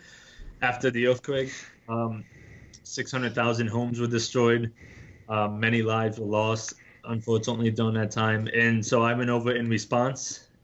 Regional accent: Scranton, Pennsylvania, United States; moved away as an adult; now in Nepal; I'm originally from Pennsylvania.

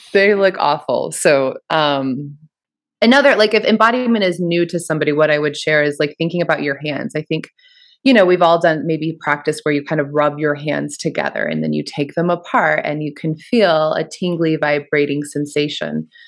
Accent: Kansas area, United States; moved away as an adult; also born or lived in Western Massachusetts / Boulder; I'm, I'm from the Kansas area.

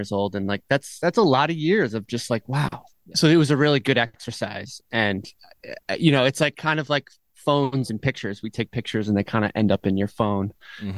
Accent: Vermont, United States; I grew up in Vermont, and I had parents who were really into music

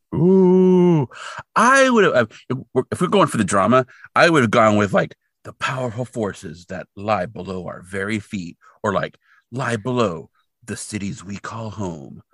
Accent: Central California, United States; that is where I grew up in Central California

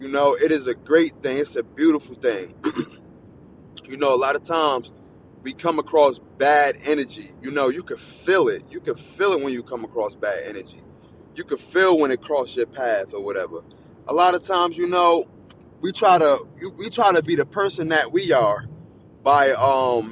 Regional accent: New Jersey, United States; Where I'm from New Jersey

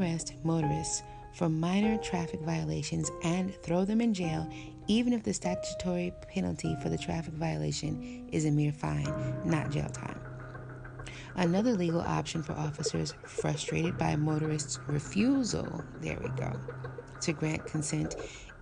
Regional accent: United States; me living and growing up in America

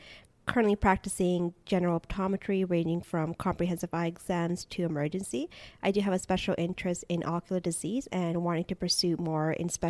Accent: Toronto, Ontario, Canada; moved away as an adult; now in Edmonton, Canada; I was raised in Toronto, Canada, currently working in Edmonton, Alberta.

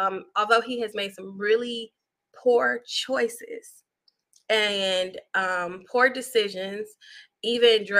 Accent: Chicago, Illinois, United States; moved away; I grew up on the South Side, 79th Street

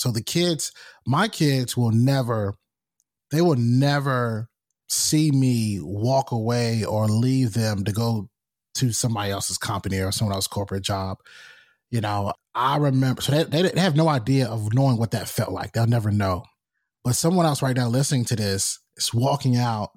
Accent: North Carolina, United States; I'm from North Carolina. I remember when it would snow and we would watch T V to see if we had any school cancellations

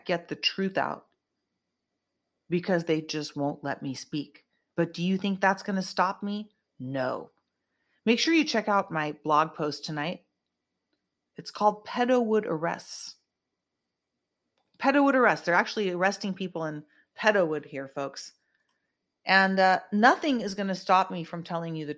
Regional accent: United States; I'm an American

